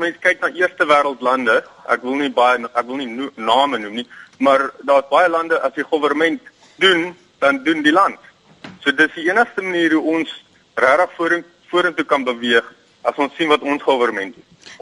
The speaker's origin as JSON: {"language": "Afrikaans", "country": "South Africa", "also_born_or_lived": "Durban", "said": "my as 'n as 'n middeljarige Suid-Afrikaner"}